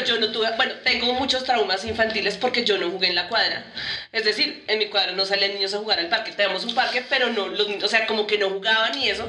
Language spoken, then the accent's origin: Spanish; Bogotá, Colombia; yo también estoy en Bogotá, Y en mi colegio, hice mi universidad